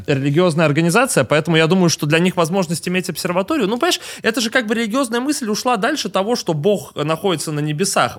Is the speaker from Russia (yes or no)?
yes; Russia; я русский человек, я родился в России